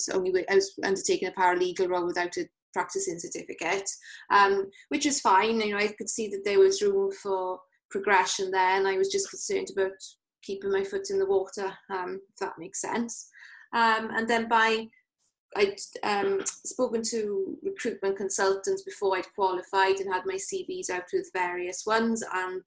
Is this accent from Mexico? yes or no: no; Llanelli, Wales, United Kingdom; also born or lived in Cardiff; I'm from Llanelli originally, so I'd moved up to Cardiff to do my degree and decided I wanted to move back west to live at home